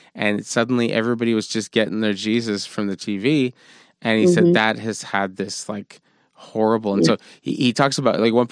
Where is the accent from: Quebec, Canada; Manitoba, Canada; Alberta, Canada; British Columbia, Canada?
Quebec, Canada; Montreal; I grew up with here in Montreal